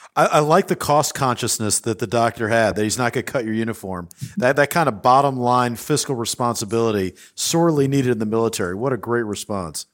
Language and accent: English; United States; as an American that has been privileged enough to grow up in a country